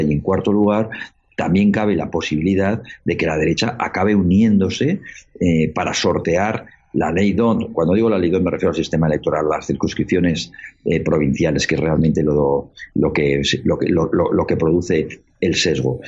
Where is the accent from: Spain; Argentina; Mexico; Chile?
Spain; Somos los españoles